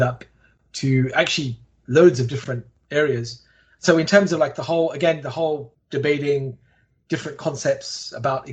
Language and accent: English; London, United Kingdom; I grew up in Walthamstow, East London